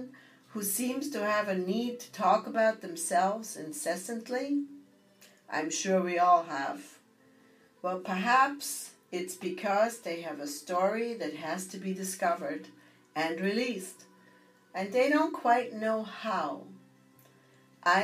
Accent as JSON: {"language": "English", "region": "Bavaria", "country": "Germany", "tie": "born or raised there", "moved": "yes", "said": "growing up in Bavaria"}